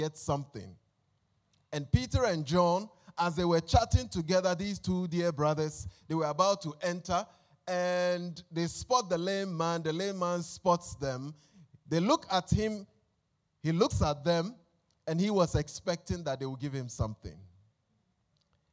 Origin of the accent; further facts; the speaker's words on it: Accra, Greater Accra, Ghana; I consider myself an honorary Ghanaian because I was born in Accra.